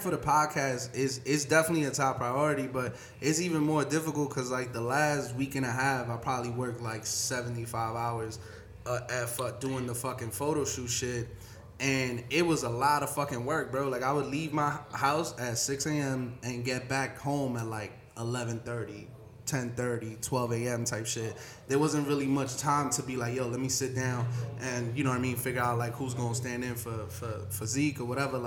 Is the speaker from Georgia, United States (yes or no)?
no; New York City, New York, United States; I grew up in East New York